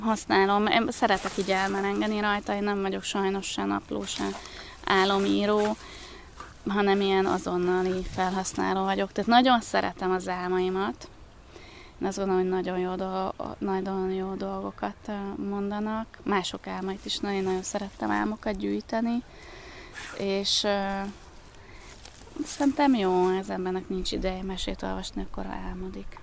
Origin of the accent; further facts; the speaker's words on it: Baja, Bács-Kiskun, Hungary; moved away as an adult; also born or lived in Pécs; Baján születtem, és ott nőttem föl